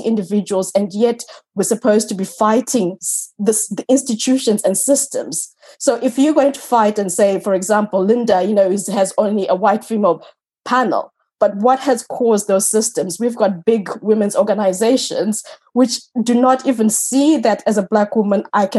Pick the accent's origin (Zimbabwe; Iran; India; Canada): Zimbabwe; now in Ireland; Growing up in Africa, where being a single woman was so stigmatized